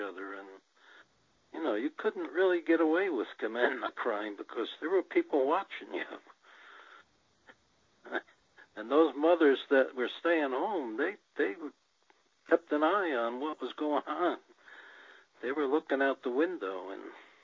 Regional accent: New Jersey, United States; I grew up in New Jersey

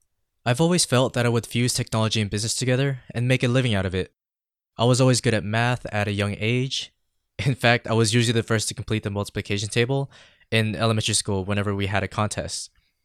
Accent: San Diego, California, United States; also born or lived in Philippines; I was born in the Philippines, but raised here in San Diego. I mean, part of the reason why I've lost my accent and adopted the California tongue.

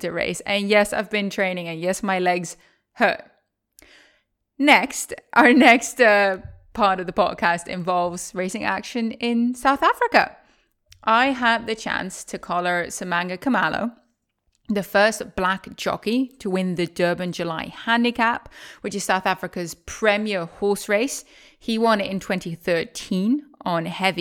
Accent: Netherlands; moved away as an adult; also born or lived in Maryland, United States; I'm currently in the Netherlands, my home country

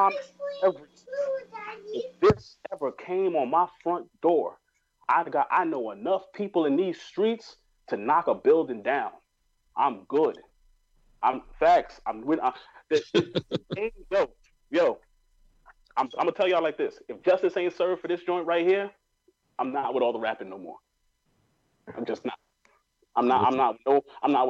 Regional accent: New York, United States; I grew up in New York

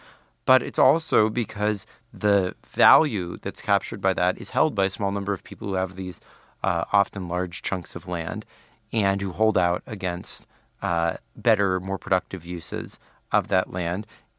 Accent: Palo Alto, California, United States; That's where I'm from.

